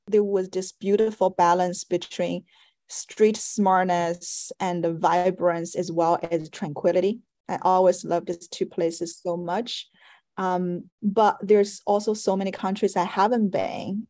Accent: Shanghai, China; moved away as an adult; also born or lived in Paris, France; now in United States; growing up in Shanghai, a very metropolitan and uh, competitive city

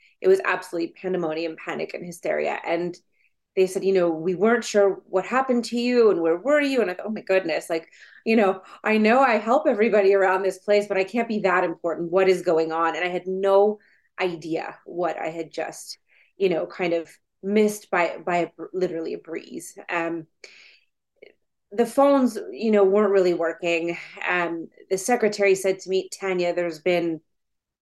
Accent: Ottawa, Ontario, Canada; I grew up in Ottawa

